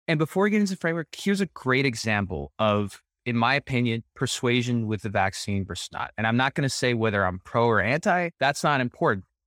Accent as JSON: {"language": "English", "town": "El Paso", "region": "Texas", "country": "United States", "tie": "born or raised there", "said": "I'm born and raised in El Paso, Texas. I'm a first generation American"}